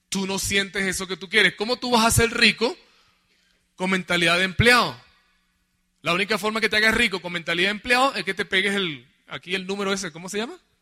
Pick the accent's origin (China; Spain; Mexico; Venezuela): Venezuela; Nosotros en Venezuela